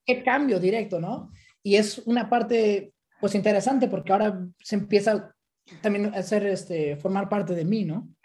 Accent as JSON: {"language": "Spanish", "country": "Mexico", "moved": "as an adult", "lives_now": "Amsterdam, Netherlands", "said": "como mexicano, ¿no? Sí. Venimos con esa cultura"}